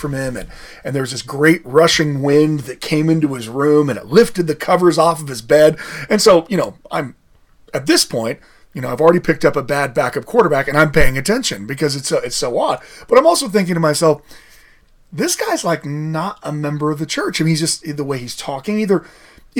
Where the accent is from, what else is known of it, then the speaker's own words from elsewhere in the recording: Idaho, United States; also born or lived in Colorado; now in Utah, United States; I'm actually from Idaho originally